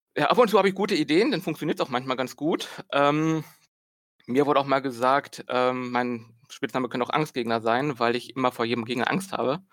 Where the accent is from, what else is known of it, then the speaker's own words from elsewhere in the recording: Berlin, Germany; bin aus Berlin